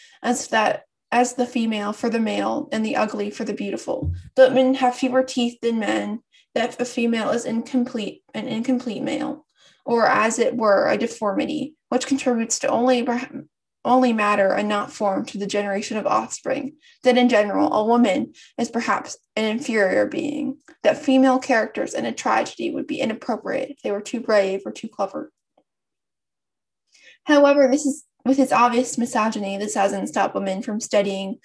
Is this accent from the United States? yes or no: yes; United States; I'm American